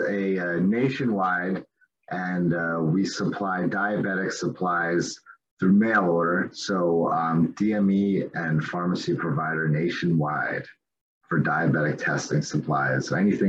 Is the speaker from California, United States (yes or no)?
no; the Poconos, Pennsylvania, United States; moved away as an adult; now in Phoenix, United States; I grew up in the Poconos and then moved out west about 15 years ago.